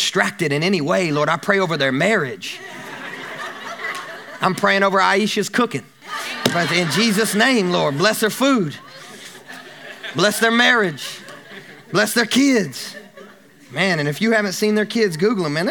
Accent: Kentucky, United States; I grew up in Kentucky, so I grew up cheering for the UK Wildcats

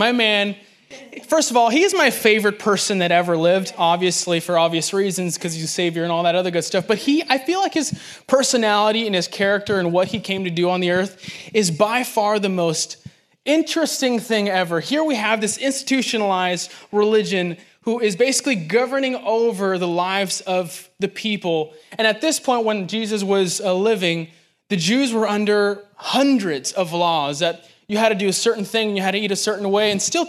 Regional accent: Los Angeles, California, United States; now in Nashville, United States; I am transplant from Los Angeles, and it feels like home out here.

